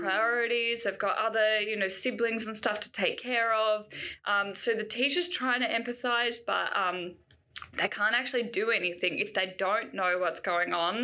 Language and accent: English; Canberra, Australian Capital Territory, Australia; growing up in Canberra, I'm sure we had programs that came to our school